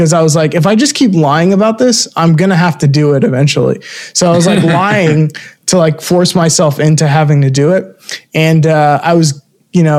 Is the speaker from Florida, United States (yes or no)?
yes; Florida, United States; moved away as an adult; also born or lived in Brooklyn, New York; now in New York, United States; I grew up in, I was born in Brooklyn, moved to Florida, raised there